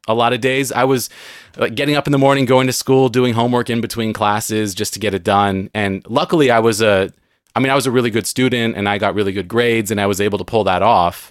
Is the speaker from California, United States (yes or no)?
yes; San Diego, California, United States; moved away as an adult; now in Seattle, United States; I grew up in San Diego. I now live in Seattle